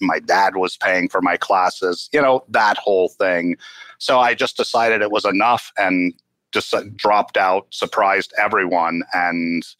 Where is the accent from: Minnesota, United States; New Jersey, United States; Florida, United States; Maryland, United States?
Minnesota, United States; Duluth; Minnesota, Duluth, Minnesota.